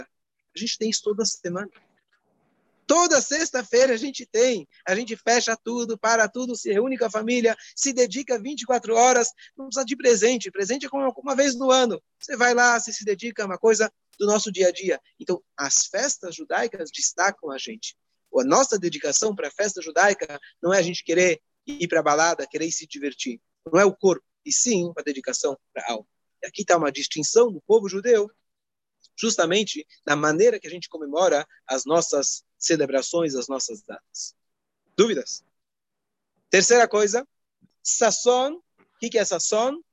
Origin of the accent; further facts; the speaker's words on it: Brazil; como bons brasileiros